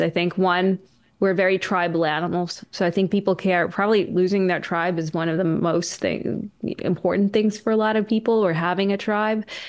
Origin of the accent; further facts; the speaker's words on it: Canada; I'm Canadian